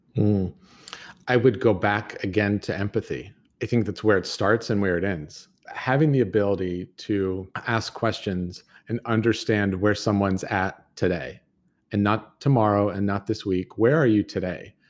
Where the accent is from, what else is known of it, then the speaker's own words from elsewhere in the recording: United States; my grandfather and growing up in Tahoe